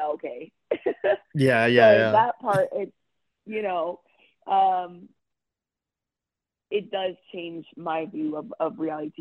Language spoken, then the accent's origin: English; New Jersey, United States; now in New York City, United States; when I was growing up in Jersey, I watched every single Housewives series